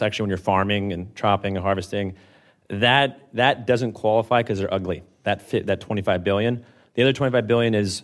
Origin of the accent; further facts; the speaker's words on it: Santa Monica, California, United States; I'm from Santa Monica, California